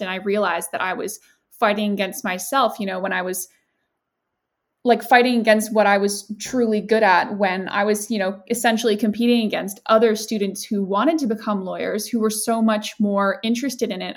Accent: Canada; moved away as an adult; now in United Kingdom; I'm actually Canadian, but I uh, moved to the UK for university

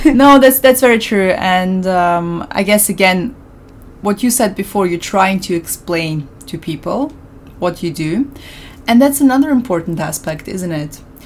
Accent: Austria; moved away; I grew up in Austria

